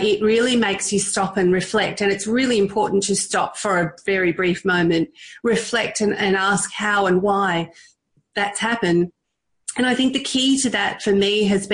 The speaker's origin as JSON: {"language": "English", "region": "Victoria", "country": "Australia", "tie": "born or raised there", "also_born_or_lived": "Thailand", "said": "I'm Indian, born in Thailand and grew up in Australia from the age of 4"}